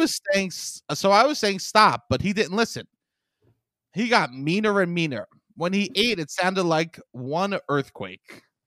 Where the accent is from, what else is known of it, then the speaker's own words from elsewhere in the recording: New York City, New York, United States; I'm from Staten Island